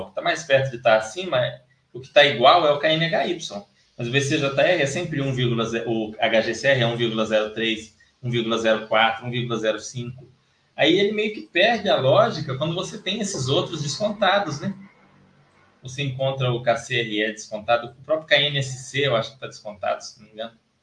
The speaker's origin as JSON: {"language": "Portuguese", "country": "Brazil", "said": "eu sou brasileiro"}